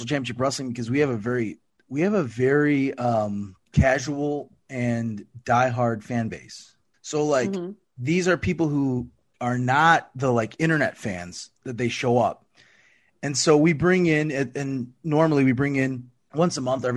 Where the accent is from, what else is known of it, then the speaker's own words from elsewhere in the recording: Florida, United States; moved away; I come from Florida